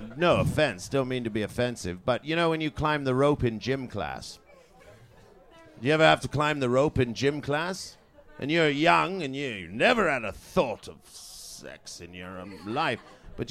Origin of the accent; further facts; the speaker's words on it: Canada; also born or lived in Trinidad and Tobago; now in London, United Kingdom; born in Trinidad and Tobago, and then moved to Canada as a small boy, and grew up on a farm there, and then moved to the United Kingdom, and lived in London mainly ever since.